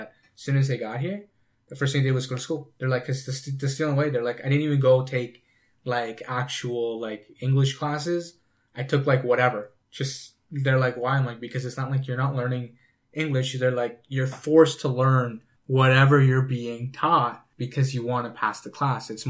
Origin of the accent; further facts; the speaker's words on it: Canada; I was raised in Canada